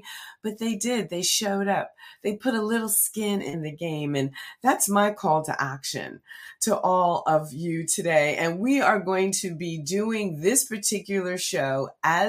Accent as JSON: {"language": "English", "town": "Red Bank", "region": "New Jersey", "country": "United States", "tie": "born or raised there", "said": "In my home state, New Jersey is my home. I'm a native of New Jersey. I'm a fourth generation Red Banker."}